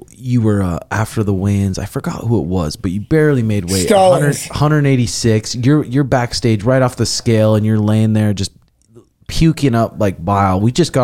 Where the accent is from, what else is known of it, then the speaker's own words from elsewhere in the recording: Great Falls, Montana, United States; my hometown, Great Falls, Montana.